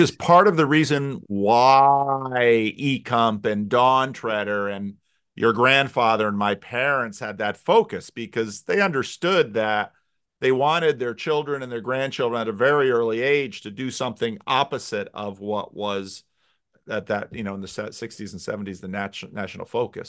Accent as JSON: {"language": "English", "country": "United States", "said": "As an American pastor"}